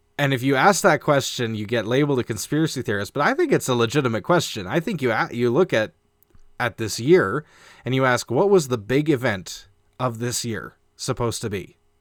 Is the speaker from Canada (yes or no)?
yes; Canada; we are a Canadian show.